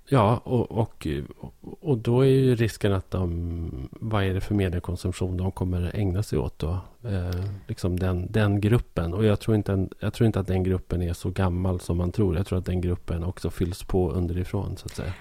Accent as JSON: {"language": "Swedish", "area": "Hälsingland", "region": "Gävleborg County", "country": "Sweden", "tie": "born or raised there", "said": "här i, i Hälsingland då, där jag är uppvuxen"}